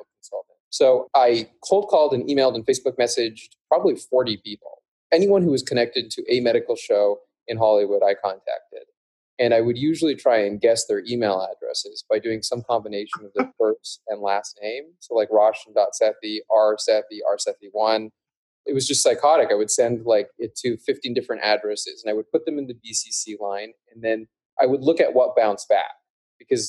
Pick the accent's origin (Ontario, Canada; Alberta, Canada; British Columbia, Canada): Alberta, Canada; Calgary; I grew up in Canada, actually, in Calgary, Alberta, which is a relatively small city.